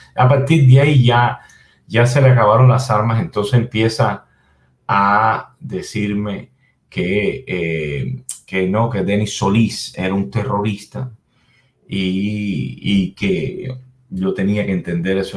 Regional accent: Cuba; moved away; yo como cubano

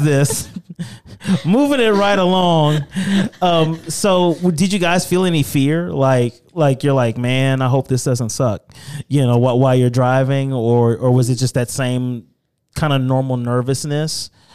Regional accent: Louisiana, United States; moved away; I'm originally from Louisiana

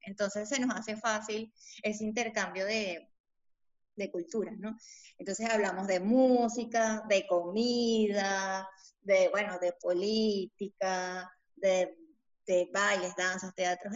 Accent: Lara, Venezuela; born or raised there; moved away as an adult; also born or lived in Bogotá, Colombia; now in Lima, Peru

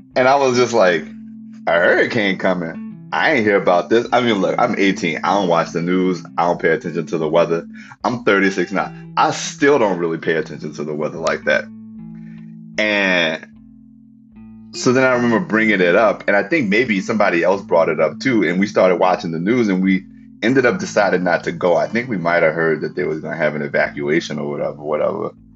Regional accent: New Orleans, Louisiana, United States; moved away; I'm like extra like proud to say that I'm from New Orleans these days

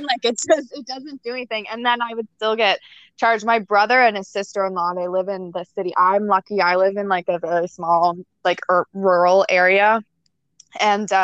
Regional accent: Nova Scotia, Canada; now in Ontario, Canada; I live in Ontario, and I grew up in Nova Scotia, and a lot of people in Nova Scotia didn't lock their doors

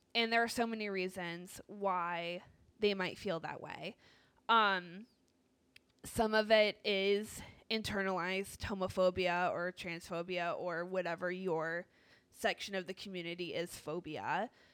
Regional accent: Northeast, United States; I am from the Northeast

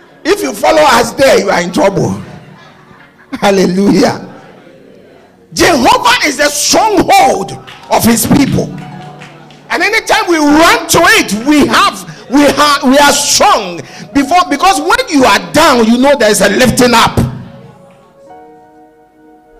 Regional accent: Accra, Greater Accra, Ghana; I come from Bukom

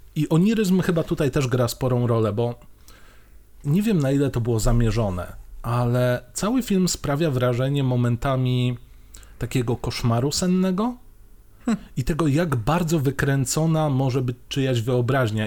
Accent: Mielec, Subcarpathian Voivodeship, Poland; moved away; u siebie w Mielcu

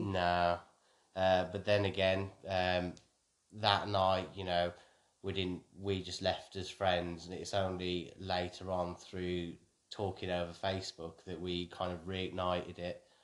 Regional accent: Wolverhampton, West Midlands, United Kingdom; moved away as an adult; also born or lived in Hampshire; I grew up in Wolverhampton in a predominantly, uh, white background

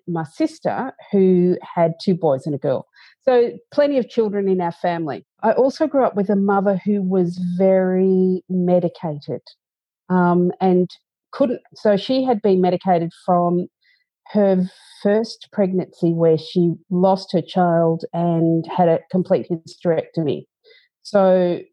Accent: Bendigo, Victoria, Australia; I grew up in Bendigo and I didn't want to stay in Bendigo

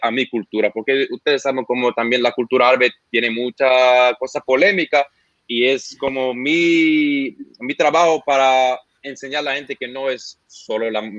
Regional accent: Santo Domingo, Distrito Nacional, Dominican Republic; tengo claro que soy de Santo Domingo

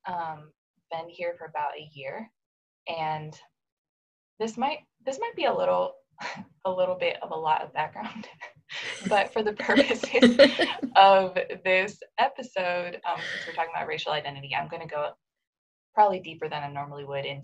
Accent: Japan; now in United States; I was born here in the States, but I grew up in Japan, where my parents um, used to be missionaries. We moved there to Japan when I was four years old, so I was really young.

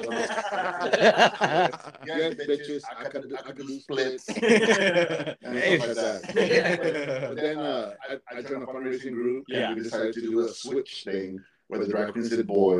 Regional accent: Orlando, Florida, United States; when I was growing up in Orlando

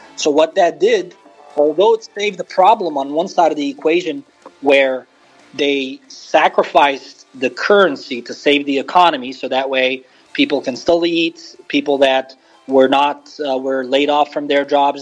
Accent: Beirut, Beirut Governorate, Lebanon; moved away as an adult; now in United States; I was born and raised in Lebanon

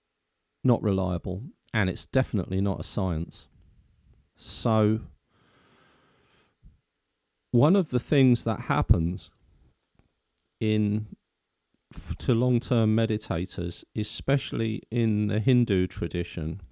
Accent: London, United Kingdom; accent: Cockney; I was brought up basically as a Cockney, that's still in me

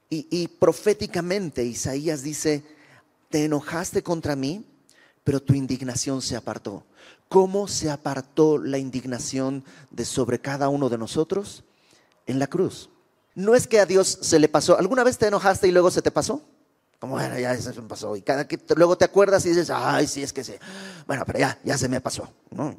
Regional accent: Bolivia; now in Mexico; Yo soy de Bolivia y conocí al Señor cuando llegué a México en aquel lejano 1999

